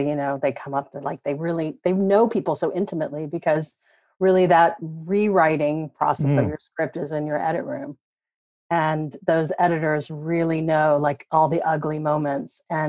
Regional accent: the South, United States; I guess I grew up in the South, also like Walton.

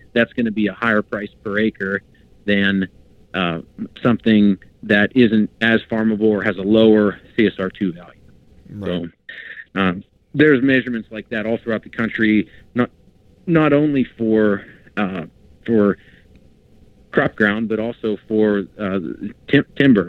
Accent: Pennsylvania, United States; growing up in Pennsylvania, my parents had and they they still have a cabin in northern PA

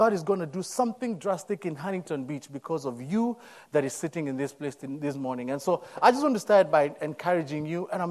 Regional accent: Nairobi, Kenya; moved away as an adult; I'm born and raised in Nairobi, Kenya. Came into this country as an international student a few years ago

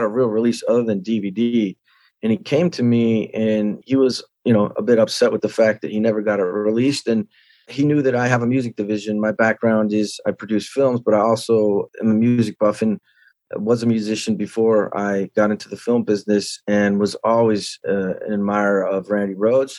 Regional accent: Santa Barbara, California, United States; my hometown, Santa Barbara

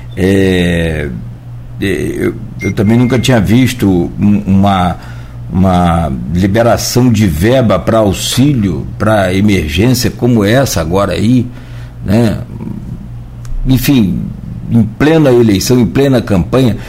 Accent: Italva, Rio de Janeiro, Brazil; moved away; a prefeita de, de, de Italva, da minha terra lá

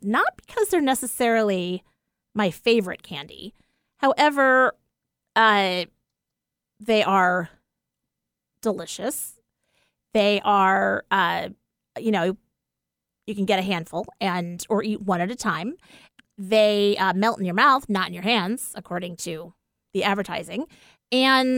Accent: East Coast, United States; moved away; growing up on the East Coast

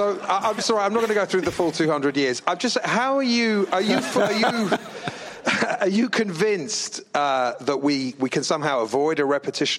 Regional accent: England, United Kingdom; now in New York, United States; I'm an Englishman in New York

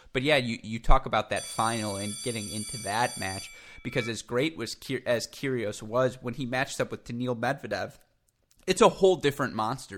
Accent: United States; as an American

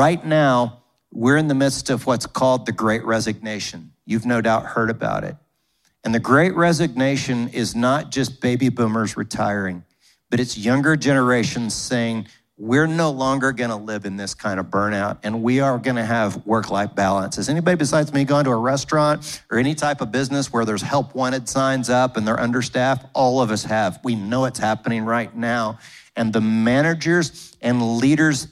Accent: United States; growing up in America

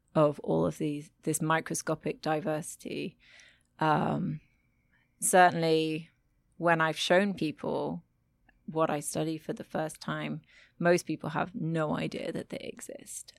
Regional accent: United Kingdom; moved away as an adult; also born or lived in Germany; now in Frankfurt, Germany; I am a British scientist, but I currently live and work in Germany at the Goethe Universität.

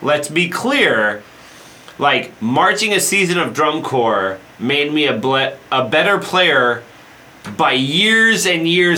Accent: Colorado, United States; I'm from Colorado.

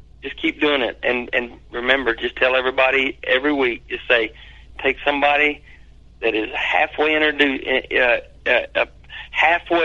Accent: St. Louis, Missouri, United States; I'm from the Lou

